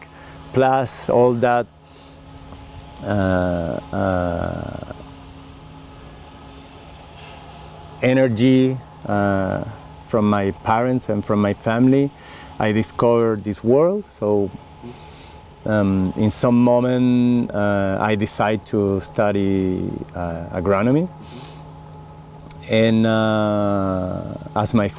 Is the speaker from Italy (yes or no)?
no; Valdivia, Los Ríos, Chile; English is a second language; moved away as an adult; also born or lived in France; now in Oregon, United States; I was born in Patagonia, in Chile, like 500 miles south of Santiago